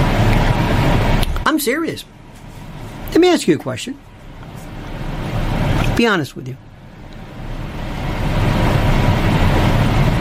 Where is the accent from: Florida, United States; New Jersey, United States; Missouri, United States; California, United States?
Florida, United States; I was raised in Florida